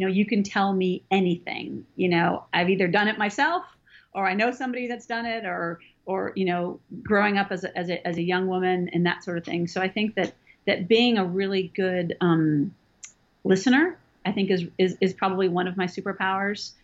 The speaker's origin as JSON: {"language": "English", "region": "Northern California", "country": "United States", "tie": "born or raised there", "moved": "as an adult", "lives_now": "Georgia, United States", "said": "I grew up in California in Northern California, and I've lived in Georgia for almost 20 years."}